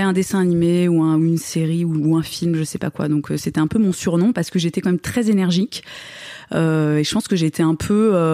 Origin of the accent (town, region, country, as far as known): Moselle, Grand Est, France